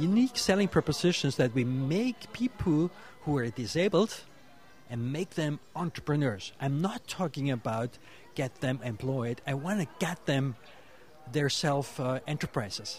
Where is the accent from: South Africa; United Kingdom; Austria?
Austria; Vienna; I'm coming from Austria, from the city of Vienna